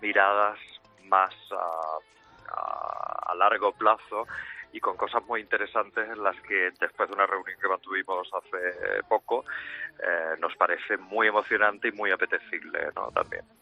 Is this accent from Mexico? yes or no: no; Spain; Nosotros somos españoles